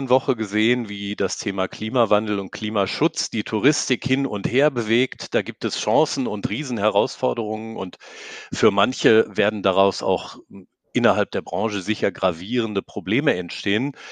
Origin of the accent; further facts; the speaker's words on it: North Rhine-Westphalia, Germany; Ich bin ja, ich bin ja Westfale und die haben zwar immer versucht, Karneval zu feiern, aber die können das nicht.